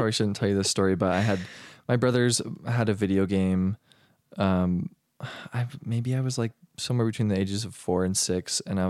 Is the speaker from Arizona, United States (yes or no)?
yes; Arizona, United States; I grew up in Arizona.